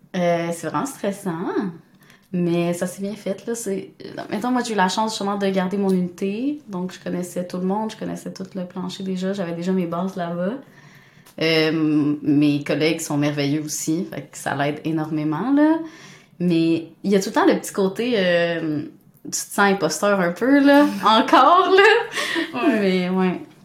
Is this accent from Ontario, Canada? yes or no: no; Montreal, Quebec, Canada; also born or lived in Rimouski / Sherbrooke; je viens de Montréal, j'étais allée à Rimouski en biomarine